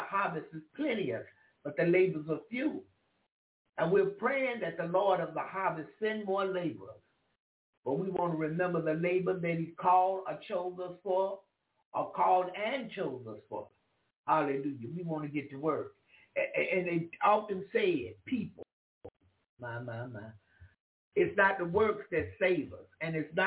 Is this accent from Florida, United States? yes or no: yes; Jacksonville, Florida, United States; I'm from Florida. Jacksonville, Florida